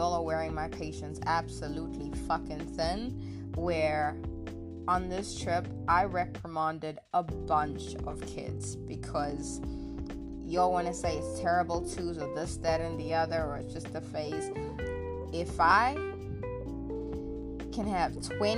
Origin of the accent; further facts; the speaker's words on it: South Africa; moved away as an adult; when I initially left South Africa to walk abroad many years ago